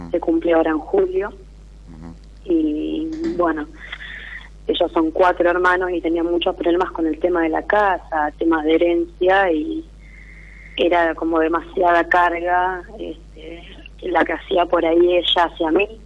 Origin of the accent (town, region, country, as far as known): Rosario, Santa Fe, Argentina